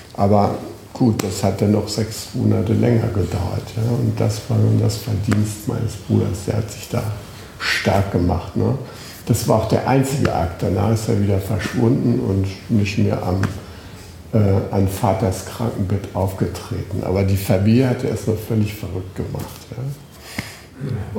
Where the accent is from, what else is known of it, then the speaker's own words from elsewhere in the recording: Schleswig-Holstein, Germany; Ich komme aus Schleswig-Holstein